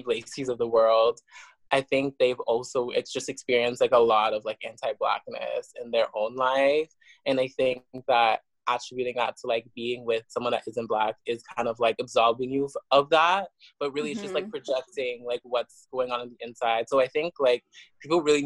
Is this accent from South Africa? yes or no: yes; South Africa; I was born in South Africa